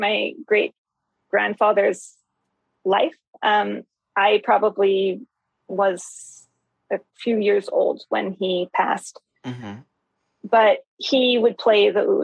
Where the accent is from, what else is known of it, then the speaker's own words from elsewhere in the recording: Santa Barbara, California, United States; I moved back to my hometown of Santa Barbara